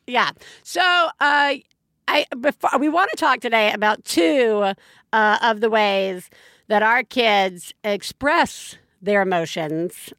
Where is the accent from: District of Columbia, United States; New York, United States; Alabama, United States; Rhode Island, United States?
Alabama, United States; moved away; My folks live in Alabama. I grew up in Alabama.